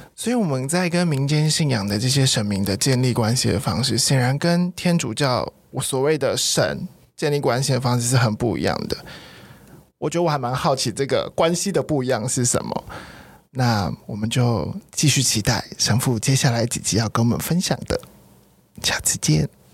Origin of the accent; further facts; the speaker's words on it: Taiwan; 土生土长的台湾人， 所以小时候我爸妈都是一直都是佛道教的，就是民间信仰